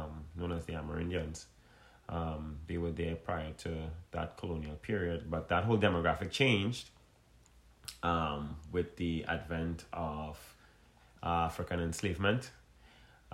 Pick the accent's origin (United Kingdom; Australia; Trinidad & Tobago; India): Trinidad & Tobago; I'm from Trinidad and Tobago